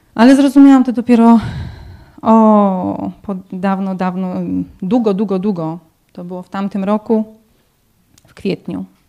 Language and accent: Polish; Tomaszów Mazowiecki, Łódź Voivodeship, Poland; now in Corby, United Kingdom; jestem z Tomaszowa Mazowieckiego